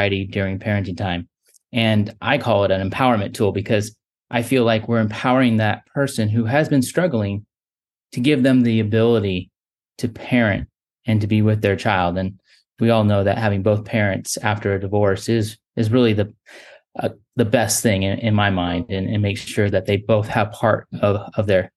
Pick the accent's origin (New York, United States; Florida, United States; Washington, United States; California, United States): California, United States; Orange County; moved away as an adult; now in North Carolina, United States; I was born and raised in Orange County.